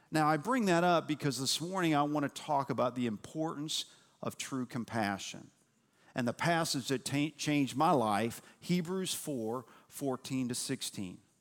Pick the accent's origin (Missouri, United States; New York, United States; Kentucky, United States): Kentucky, United States; Louisville; moved away as an adult; also born or lived in Cincinnati, Ohio / Nashville, Tennessee / East Tennessee; I was born in Cincinnati, Ohio. Uh, we moved to Louisville, Kentucky when I was nine months old